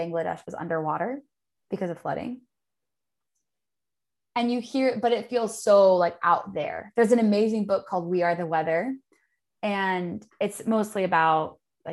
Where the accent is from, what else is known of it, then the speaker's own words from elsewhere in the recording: Los Angeles, California, United States; I grew up in Los Angeles and I spent my childhood in the ocean